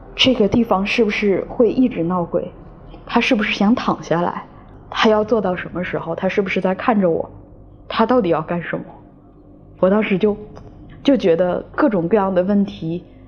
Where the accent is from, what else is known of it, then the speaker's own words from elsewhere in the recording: Guangzhou, Guangdong, China; 今年三十一岁。我来自广州，是个全职撰稿人